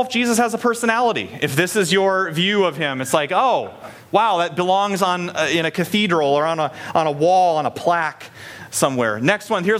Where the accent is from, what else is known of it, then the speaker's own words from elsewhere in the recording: Story City, Iowa, United States; growing up in Story City, which is like the hub of North American Scandinavia